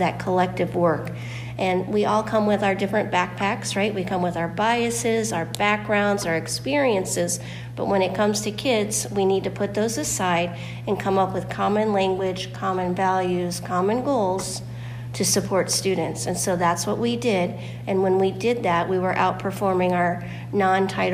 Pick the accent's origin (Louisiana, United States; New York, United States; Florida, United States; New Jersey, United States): Florida, United States; moved away as an adult; now in Michigan, United States; I am from Florida, but I moved up to Michigan about 20 years ago